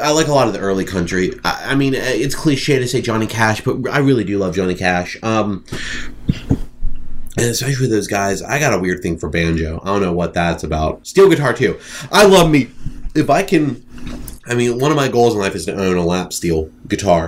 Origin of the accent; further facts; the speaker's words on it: Ohio, United States; I'm from Ohio.